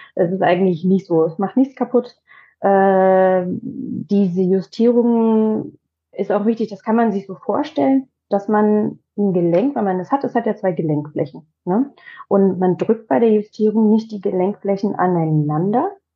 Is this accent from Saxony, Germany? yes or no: yes; Leipzig, Saxony, Germany; now in Potsdam, Germany; Ich komme aus Leipzig